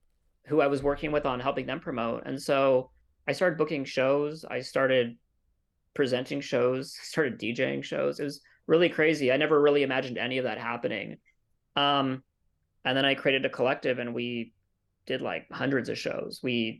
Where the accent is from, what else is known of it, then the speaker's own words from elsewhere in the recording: Claremont, California, United States; In the Inland Empire. So okay. Like right kind of where LA County ends.